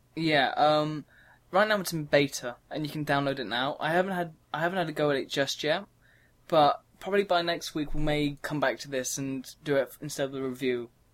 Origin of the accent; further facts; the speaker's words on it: England, United Kingdom; we're from England, so we have different terminology for it.